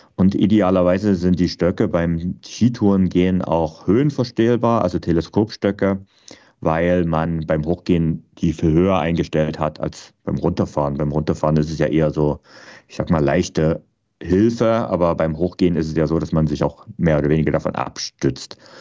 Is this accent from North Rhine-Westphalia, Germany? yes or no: no; Vogtland, Saxony, Germany; ich bin ja im Vogtland aufgewachsen, also auch noch zu DDR-Zeiten